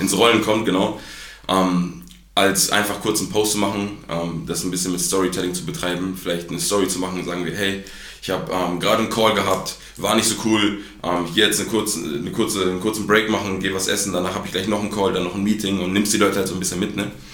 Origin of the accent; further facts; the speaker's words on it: Gütersloh, North Rhine-Westphalia, Germany; bin wie gesagt 23 Jahre in Gütersloh geboren